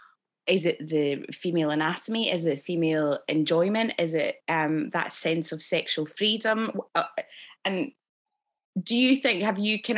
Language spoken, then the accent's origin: English; Scotland, United Kingdom; obviously I grew up in Scotland